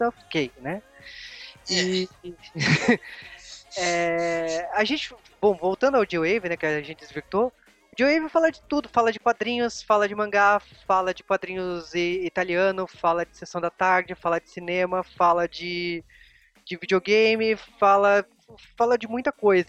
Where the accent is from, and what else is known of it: Brazil